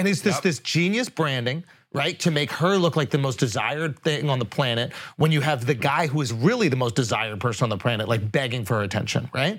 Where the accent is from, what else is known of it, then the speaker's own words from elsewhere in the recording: United States; I am pure blooded American.